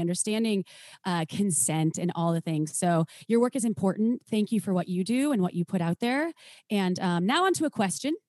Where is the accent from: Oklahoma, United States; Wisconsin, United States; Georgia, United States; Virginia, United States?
Wisconsin, United States; moved away as an adult; also born or lived in Minnesota; now in California, United States; I was from Wisconsin, or I am from Wisconsin